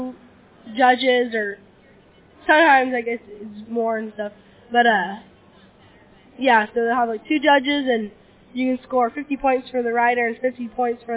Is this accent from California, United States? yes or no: yes; Diamond Springs, California, United States; I'm from Diamond Springs, California.